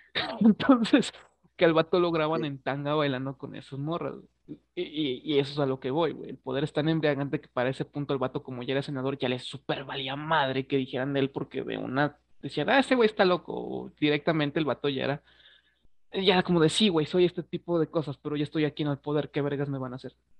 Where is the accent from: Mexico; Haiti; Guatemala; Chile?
Mexico; somos mexicanos, güey, a mí me interesa un chingo la historia. Eh, me sé la de mi país